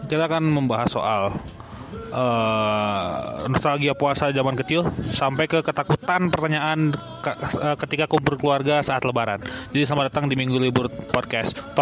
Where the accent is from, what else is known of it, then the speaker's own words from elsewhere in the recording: Bandung, West Java, Indonesia; Oh, saya kan warga Bandung, dan saya dan Hanif kan warga Bandung gitu ya.